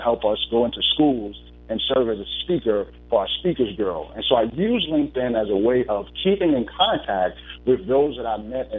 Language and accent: English; Bronx, New York, United States; now in Richmond, United States; I'm calling in from Richmond, Virginia, or as my mentor says, Richmond, Virginia. I am a native of Bronx, New York.